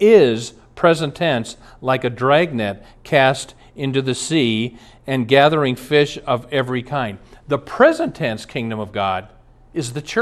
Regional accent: Omaha, Nebraska, United States; now in Minnesota, United States; When I was a boy, I grew up in Omaha, Nebraska

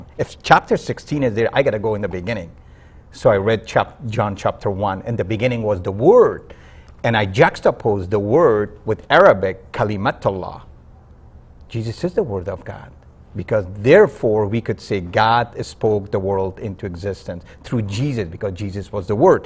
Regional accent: Kabul, Afghanistan; now in United States; I was born in Afghanistan, Kabul, Afghanistan.

